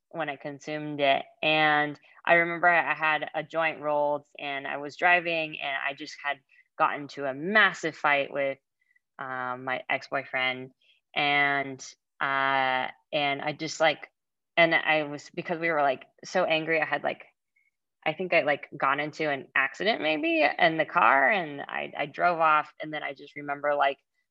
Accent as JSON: {"language": "English", "region": "California", "country": "United States", "tie": "born or raised there", "also_born_or_lived": "Boston", "said": "I was very sheltered growing up in California"}